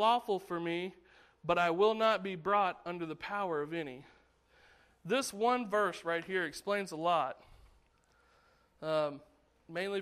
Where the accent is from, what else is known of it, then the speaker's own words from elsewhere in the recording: United States; as an American